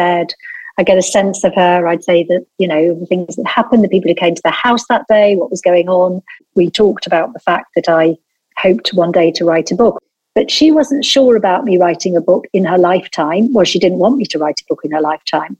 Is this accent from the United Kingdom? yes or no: yes; Lancashire, North West England, United Kingdom; I'm from Lancashire. I'm the daughter of a textile mill owner